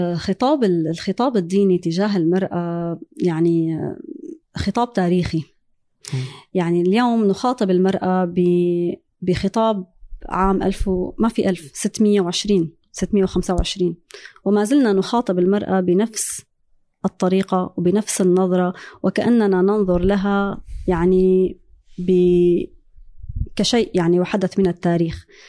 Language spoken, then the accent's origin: Arabic; Syria; moved away as an adult; also born or lived in France; now in United States; أنا هاجرت من سوريا